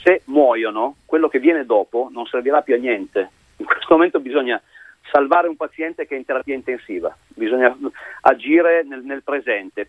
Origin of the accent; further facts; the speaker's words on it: Italy; di allenare la nazionale del mio paese